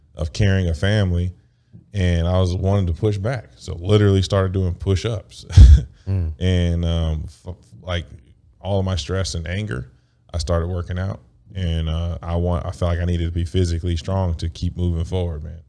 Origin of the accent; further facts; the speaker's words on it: United States; I grew up in a capitalistic, like, America